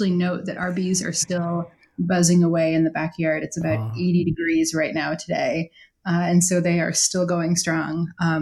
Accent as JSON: {"language": "English", "region": "South Dakota", "country": "United States", "tie": "born or raised there", "moved": "as an adult", "said": "I actually grew up in South Dakota, which is not kind of in the middle part of the United States"}